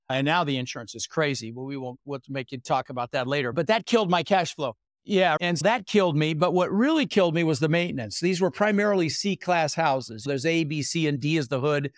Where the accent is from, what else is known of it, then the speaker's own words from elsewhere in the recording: Denver, Colorado, United States; also born or lived in Netherlands; now in Sarasota, United States; I was born in the Netherlands, wooden shoes, windmills, immigrated when I was six years old with my brother Albert, my mother Zvonta, and we ended up in Denver, Colorado.